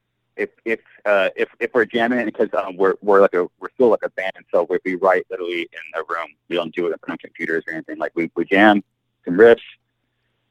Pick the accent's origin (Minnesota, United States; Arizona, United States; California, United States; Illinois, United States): California, United States; Southern; we're from SoCal